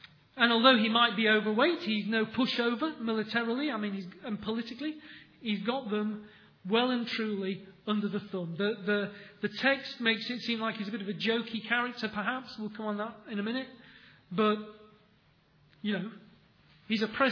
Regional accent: England, United Kingdom; We're English

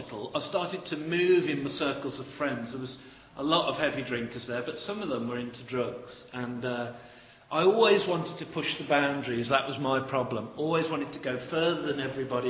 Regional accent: Birmingham, West Midlands, United Kingdom; moved away as an adult; now in Stoke-on-Trent, United Kingdom; I am a Brummie by trade, Birmingham

